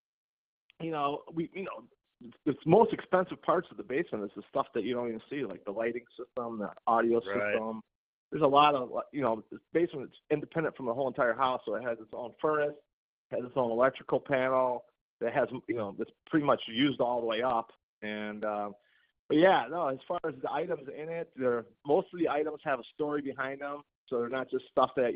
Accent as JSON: {"language": "English", "town": "McHenry", "region": "Illinois", "country": "United States", "tie": "born or raised there", "said": "I was born and raised in McHenry, Illinois"}